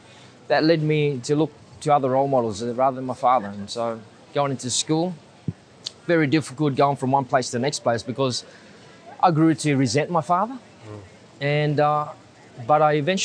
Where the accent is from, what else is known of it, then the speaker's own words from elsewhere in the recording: Sydney, New South Wales, Australia; first language Vietnamese; also born or lived in Bondi; this is Cabramatta. This is my hometown.